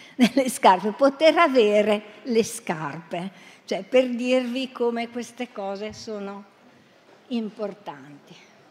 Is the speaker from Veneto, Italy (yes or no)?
no; Bergamo, Lombardy, Italy; Vengo da Bergamo